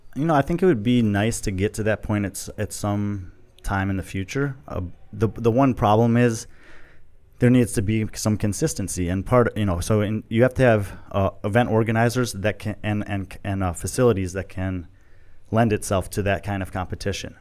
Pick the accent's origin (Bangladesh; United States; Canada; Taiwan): United States; Chicago suburbs, Illinois; moved away as an adult; also born or lived in Texas / Dominican Republic; grew up in Chicago suburbs